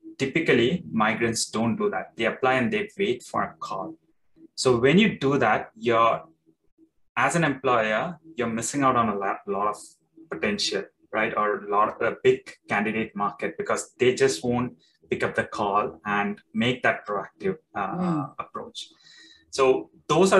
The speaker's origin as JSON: {"language": "English", "country": "India", "moved": "yes", "said": "I'm coming from India. So Indians, they put their typical Indian attire"}